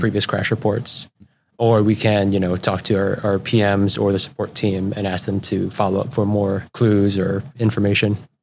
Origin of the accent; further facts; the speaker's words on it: Juneau, Alaska, United States; also born or lived in South Everett, Washington / Connecticut; now in Seattle area, United States; I, uh, grew up in Juneau, Alaska